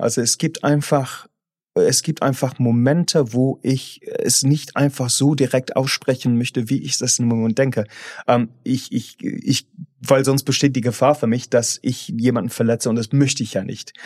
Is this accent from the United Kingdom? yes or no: yes; England, United Kingdom; German is a second language; moved away as an adult; now in Germany; ich bin halt von meiner Herkunft irgendwie verfolgt, dass als Engländer